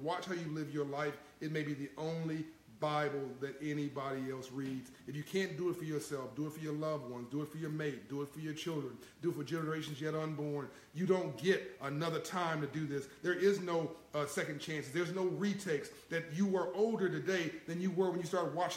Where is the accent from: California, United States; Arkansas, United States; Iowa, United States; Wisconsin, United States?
California, United States; Compton; I came from Compton, California, in South Central